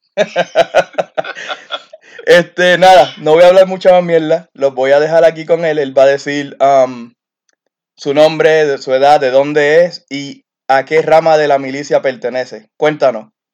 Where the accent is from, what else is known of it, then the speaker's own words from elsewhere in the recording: Carolina, Puerto Rico; moved away as an adult; now in Alaska, United States; somos los de Carolina